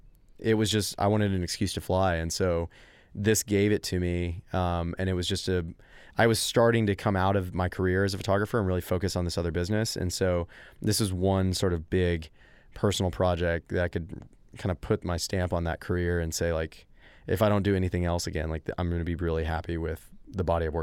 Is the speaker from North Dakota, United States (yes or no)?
no; Texas, United States; going back to your question about being Texan